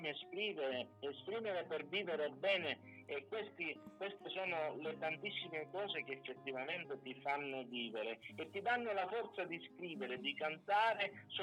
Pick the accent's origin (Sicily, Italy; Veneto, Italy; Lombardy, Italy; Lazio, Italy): Sicily, Italy; Raddusa; al mio paese che si chiama Raddusa Ragusa, provincia di Catania